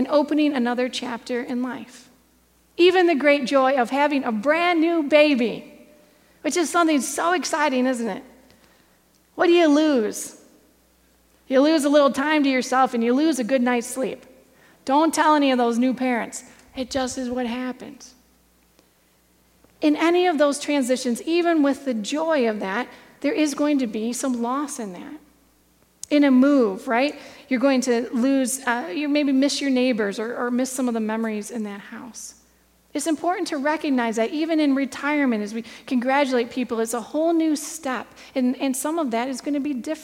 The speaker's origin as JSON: {"language": "English", "region": "Michigan", "country": "United States", "tie": "born or raised there", "said": "I grew up here in Michigan."}